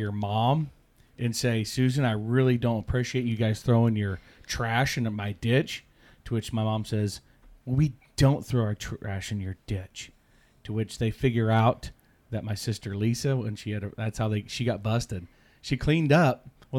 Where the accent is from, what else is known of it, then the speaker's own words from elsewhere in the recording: Midwest, United States; growing up in the Midwest.